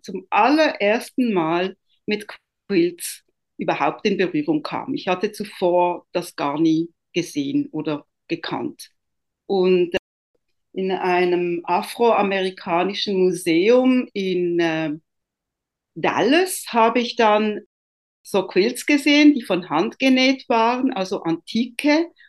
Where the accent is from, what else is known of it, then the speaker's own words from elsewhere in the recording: Italy; moved away; Ich bin ja ursprünglich Italienerin